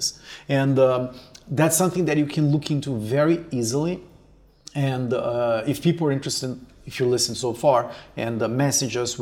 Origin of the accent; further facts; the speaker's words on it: Brazil; moved away as an adult; also born or lived in Canada; me coming from Brazil